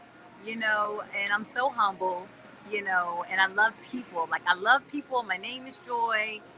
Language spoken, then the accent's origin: English; Orangeburg, South Carolina, United States; now in Charleston, United States; I'm a little country girl from Orangeburg, South Carolina. I went to school, I don't know, like up until like elementary through middle school in Orangeburg. And then we moved back to Charleston